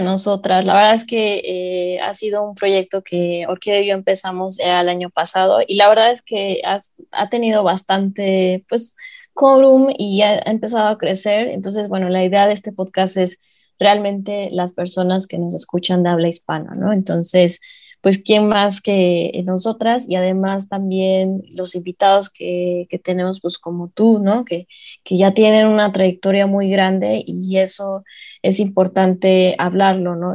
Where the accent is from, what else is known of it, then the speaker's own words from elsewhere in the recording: Mexico; nosotros como mexicanos